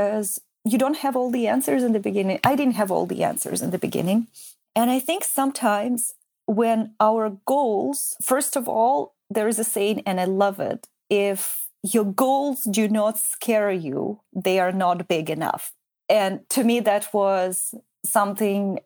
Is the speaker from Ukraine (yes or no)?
yes; Ukraine; also born or lived in Switzerland; now in Canada; I was born in Ukraine